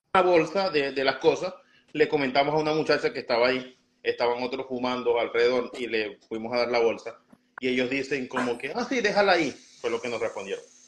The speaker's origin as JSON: {"language": "Spanish", "country": "Venezuela", "moved": "as an adult", "lives_now": "Chicago, United States"}